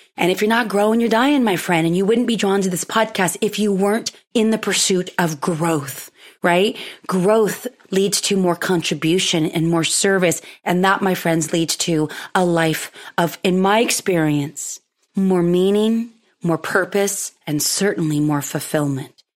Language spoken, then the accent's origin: English; Pismo Beach, California, United States; where I grew up in the Central Coast, uh, Pismo Beach specifically